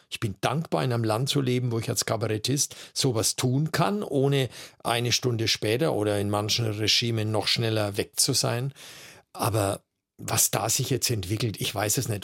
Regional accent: Erlangen, Bavaria, Germany; Ich komme aus einem sehr, sehr interessanten kabarettistischen Pflaster, Erlangen

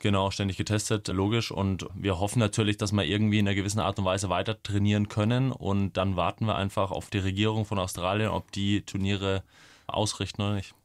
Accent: Coburg, Bavaria, Germany; moved away as an adult; now in Munich, Germany; nach Coburg in meine Heimatstadt

